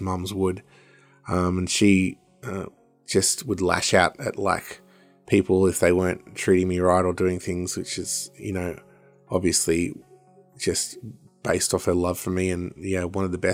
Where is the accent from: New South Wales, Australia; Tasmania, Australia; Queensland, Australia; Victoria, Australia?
New South Wales, Australia; Woolgoolga; now in Newcastle, Australia; where I grew up in Wagoolga